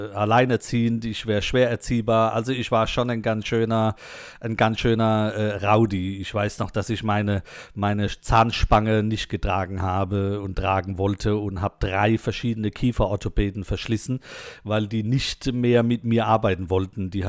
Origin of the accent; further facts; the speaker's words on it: Mannheim, Baden-Württemberg, Germany; accent: Mannheim dialect; äh, nee, nee, bei uns in Monnem, da babbeln wir halt ein bisschen anders da.